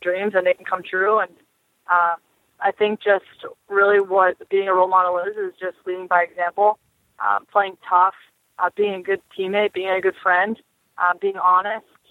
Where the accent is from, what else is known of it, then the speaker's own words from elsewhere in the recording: Boston, Massachusetts, United States; also born or lived in Buffalo; my hometown of Boston.